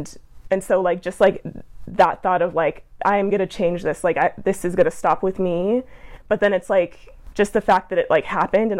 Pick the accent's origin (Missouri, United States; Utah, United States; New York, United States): Utah, United States; Provo; I'm from Provo